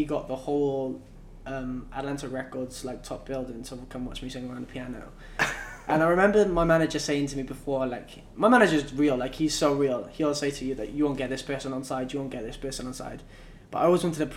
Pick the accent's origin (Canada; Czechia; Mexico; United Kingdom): United Kingdom; Cardiff, Wales; moved away as an adult; now in Los Angeles, United States; I'm from Cardiff.